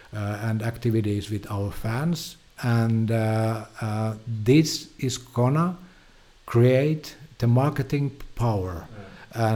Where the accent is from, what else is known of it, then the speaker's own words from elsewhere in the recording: Finland; I'm from Finland.